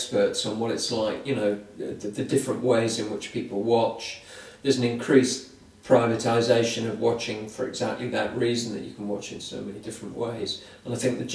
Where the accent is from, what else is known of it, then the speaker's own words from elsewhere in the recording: United Kingdom; as British people